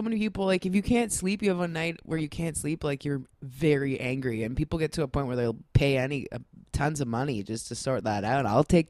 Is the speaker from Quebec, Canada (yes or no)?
no; Scarborough, Ontario, Canada; I grew up in Scarborough, not to brag, but maybe some people could figure out where it is.